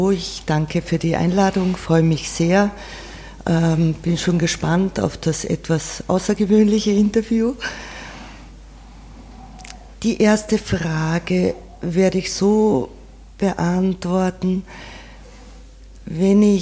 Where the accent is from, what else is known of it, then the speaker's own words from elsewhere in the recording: Carinthia, Austria; wenn ich auf die Alm gehe, bei uns in Kärnten, wo ich aufgewachsen bin, dann sind es Erinnerungen an früher, dann ist es ein Zuhause.